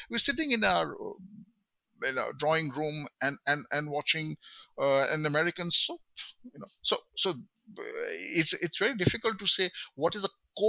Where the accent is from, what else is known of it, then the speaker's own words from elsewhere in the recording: West Bengal, India; I'm from Bengal